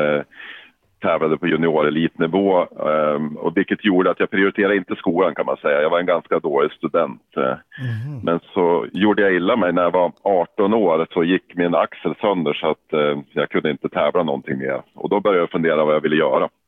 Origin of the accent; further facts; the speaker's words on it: Yxskaftkälen, Jämtland, Sweden; accent: Jämtland dialect; now in Umeå, Sweden; jag är jämtlänning i grund och botten. Född i en liten by som heter Yxskaftkärlen